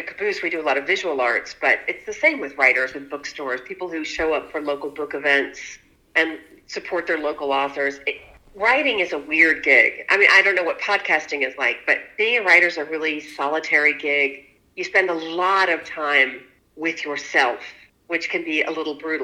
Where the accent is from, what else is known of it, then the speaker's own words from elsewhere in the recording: Huntington, West Virginia, United States; from my hometown